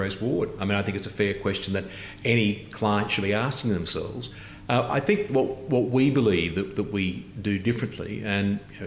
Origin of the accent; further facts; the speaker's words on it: Brisbane, Queensland, Australia; I was born in Brisbane in 1954. I'll be 62 years of age this year, which is 2016. So I've lived the whole of my life here. I was educated in this city